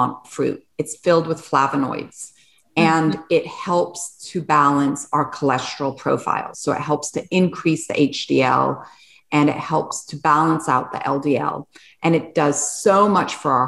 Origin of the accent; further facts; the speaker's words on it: Switzerland; moved away; also born or lived in England / France; I was born in Switzerland